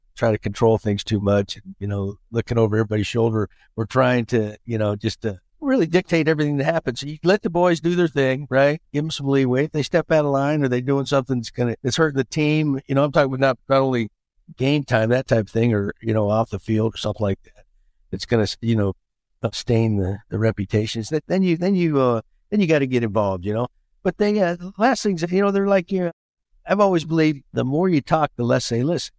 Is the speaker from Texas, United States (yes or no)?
yes; Texas, United States; I'm a Texan